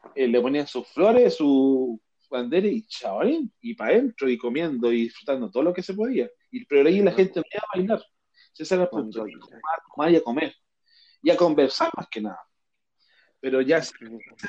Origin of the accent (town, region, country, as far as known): Chile